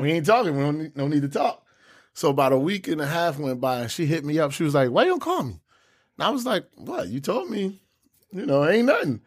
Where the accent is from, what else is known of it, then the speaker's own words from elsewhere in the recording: Newark, New Jersey, United States; I'm from Brick City, Newark, New Jersey